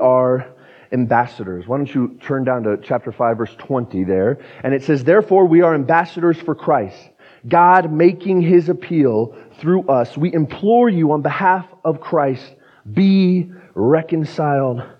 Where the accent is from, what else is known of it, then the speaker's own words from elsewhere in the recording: Pueblo, Colorado, United States; now in Fort Collins, United States; I'm from Pueblo